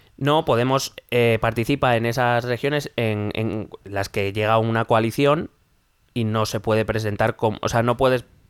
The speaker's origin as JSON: {"language": "Spanish", "country": "Spain", "said": "nosotros como españoles"}